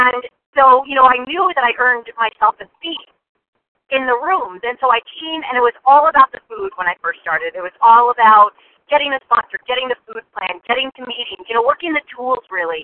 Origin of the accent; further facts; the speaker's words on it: New Jersey, United States; also born or lived in Western Massachusetts; now in Massachusetts, United States; I am from Western Massachusetts, originally a Jersey girl